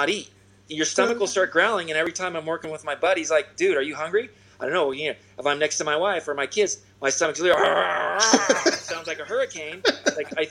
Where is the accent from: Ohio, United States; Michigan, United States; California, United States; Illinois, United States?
California, United States; Newport Beach; In my hometown, Newport Beach, TK's Froghouse